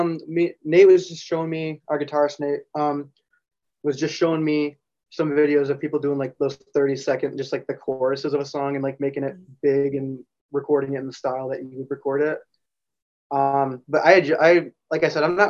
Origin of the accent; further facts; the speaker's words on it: Grand Rapids, Michigan, United States; We're from Grand Rapids, Michigan